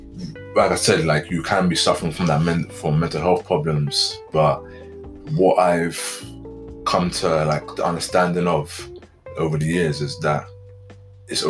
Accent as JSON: {"language": "English", "region": "London", "country": "United Kingdom", "tie": "born or raised there", "said": "being a young black guy, especially growing up in London"}